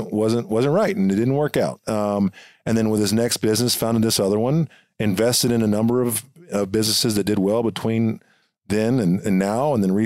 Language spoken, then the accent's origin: English; Texas, United States; I go, well, I'm from Texas, but I played football at a military school in Indiana.